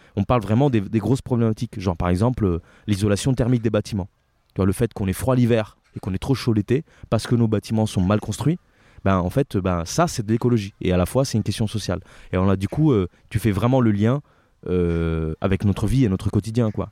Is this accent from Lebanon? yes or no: no; Italy; now in France; je suis italien et euh, je suis euh, en France depuis euh, plus ou moins 15 ans maintenant.